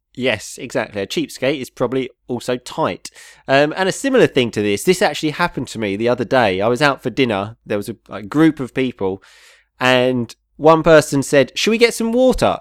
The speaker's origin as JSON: {"language": "English", "country": "United Kingdom", "said": "we come from a place so close to London"}